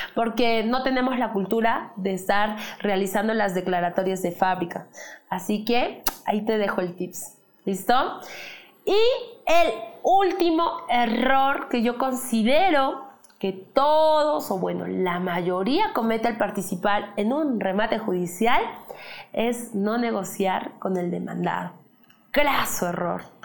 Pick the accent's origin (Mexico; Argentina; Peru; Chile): Peru; como buenos peruanos que somos